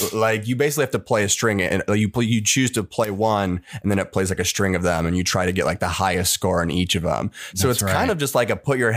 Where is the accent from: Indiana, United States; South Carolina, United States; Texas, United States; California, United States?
California, United States; Long Beach; I'm from Long Beach, California